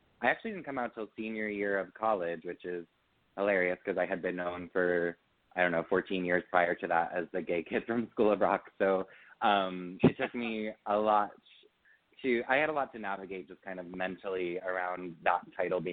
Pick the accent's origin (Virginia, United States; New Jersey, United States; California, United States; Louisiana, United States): New Jersey, United States; Pequannock; I'm from a small town called Pequannock, New Jersey.